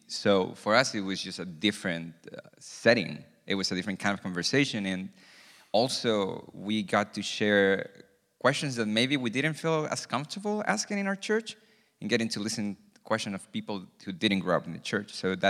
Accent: Santiago, Santiago Metropolitan Region, Chile; So I'm originally from Santiago, Chile. So Clau is from there as well. We met at church. We grew up in the church.

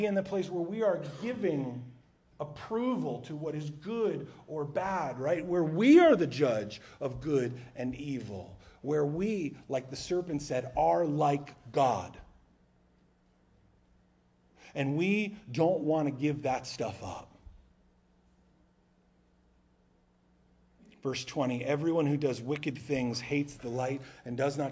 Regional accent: New Jersey, United States; moved away; also born or lived in South Carolina; We're from New Jersey

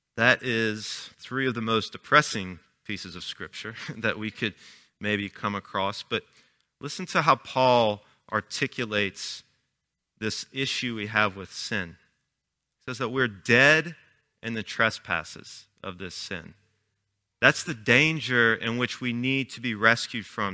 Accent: Chalmette, Louisiana, United States; I was born and raised in Chalmette

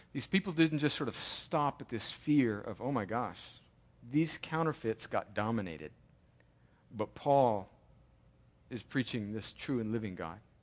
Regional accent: California, United States; now in Georgia, United States; I grew up in California in the seventies

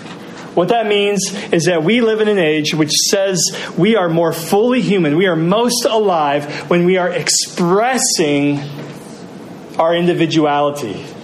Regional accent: United States; I'm American, and in America

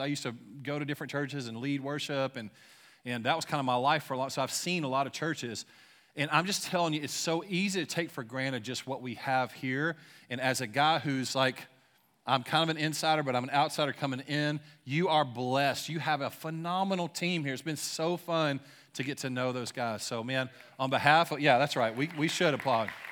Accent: Louisiana, United States; now in Shawnee, United States; I'm from Louisiana, but I, I currently live in Shawnee

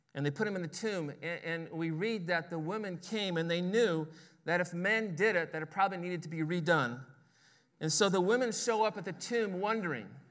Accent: Oklahoma, United States; my hometown

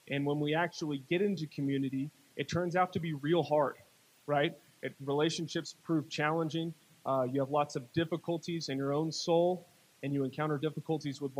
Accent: Chattanooga, Tennessee, United States; born there; I was born in Chattanooga.

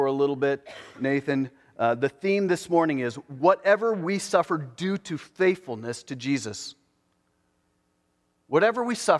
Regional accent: United States; as an American

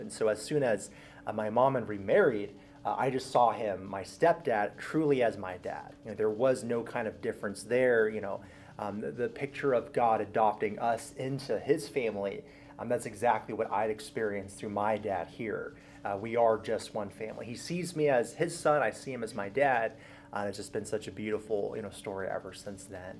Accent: Southern California, United States; I was born and raised in Southern California, so that's where I grew up my entire life

